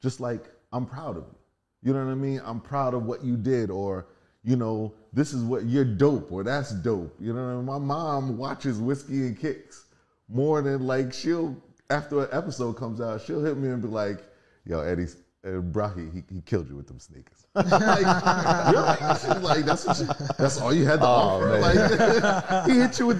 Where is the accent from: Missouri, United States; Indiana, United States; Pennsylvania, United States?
Pennsylvania, United States; Philadelphia; moved away as an adult; I'm from Philly. We are living the normal inner city life